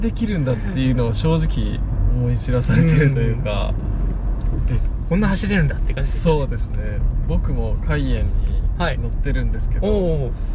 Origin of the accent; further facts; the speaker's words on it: Osaka, Japan; moved away as an adult; 地元大阪のプロサッカーチームの下部組織セレッソ大阪